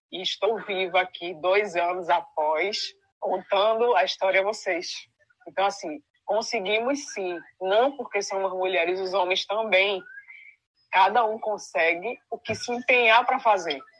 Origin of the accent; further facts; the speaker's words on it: Northeast Region, Brazil; Eu não sei cada um de vocês, de onde vocês são. Eu sou do Nordeste.